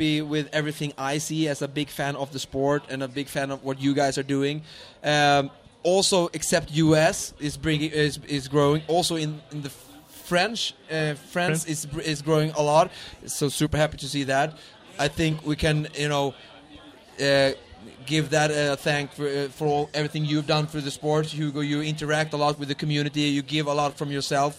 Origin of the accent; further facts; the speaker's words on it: Sweden; English is a second language; I'm a Swedish, person